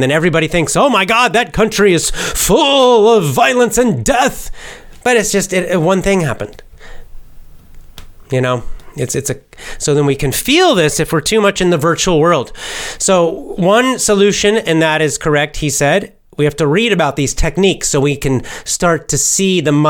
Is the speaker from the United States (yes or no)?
yes; the South, United States; I'm from the South in the United States